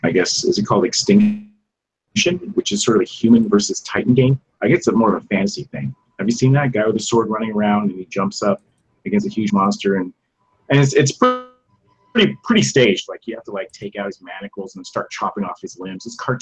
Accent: Japan; I grew up in Japan, right? So I was watching these movies as a kid in Japan in the theaters, like Ultraman.

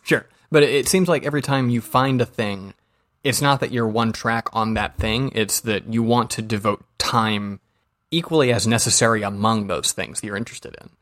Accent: Georgia, United States; I'm from Georgia

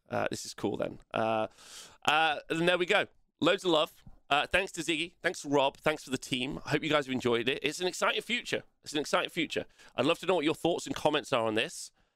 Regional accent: England, United Kingdom; I hate being English

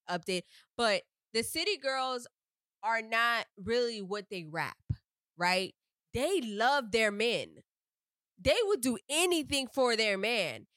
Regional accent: Miami, Florida, United States; me being from Miami

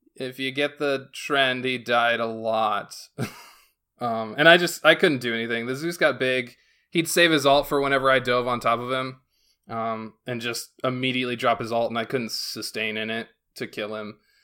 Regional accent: Northwest Pennsylvania, United States; now in South Carolina, United States; I'm not from South Carolina. I'm from Pennsylvania, so I, like, I moved to South Carolina

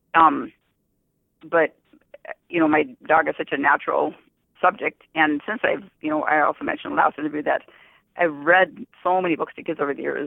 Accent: Fairmount, North Dakota, United States; I was born and raised in North Dakota, Fairmont, North Dakota, actually

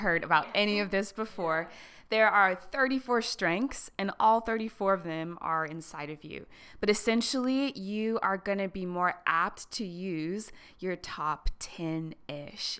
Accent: Harrisburg, Pennsylvania, United States; came back to, like, my hometown in Harrisburg

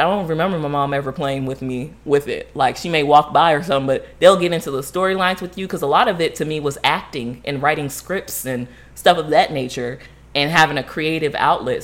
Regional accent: Florida, United States; growing up, um, as Haitian in Florida or Haitian American in Florida

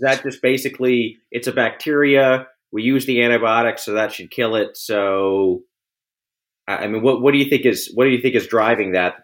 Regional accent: Texas, United States; I grew up in Texas. I live in Texas

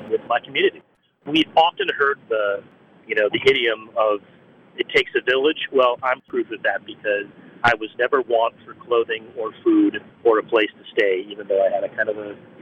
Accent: Forest City, Pennsylvania, United States; moved away; in my hometown, in my tiny hometown

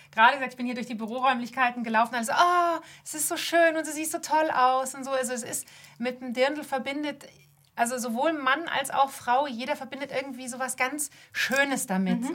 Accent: Munich, Bavaria, Germany; ich bin Münchner Kind, ich, ich komme hierher, meine Familie ist urbayerisch

